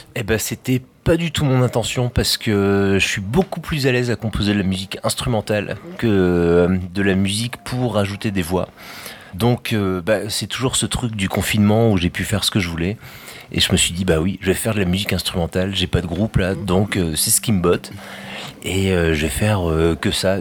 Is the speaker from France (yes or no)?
yes; France; pour nous, Français